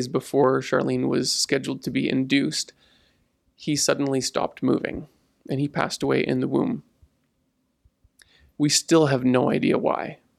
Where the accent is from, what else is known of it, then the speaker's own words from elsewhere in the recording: Ponoka, Alberta, Canada; I grew up in the United Church in Ponoka